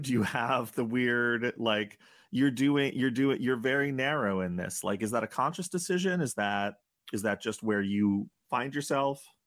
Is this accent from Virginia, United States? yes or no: no; New York, United States; I grew up in New York